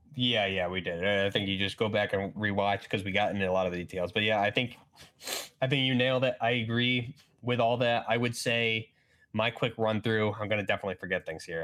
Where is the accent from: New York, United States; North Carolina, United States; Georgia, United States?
New York, United States; I'm from New York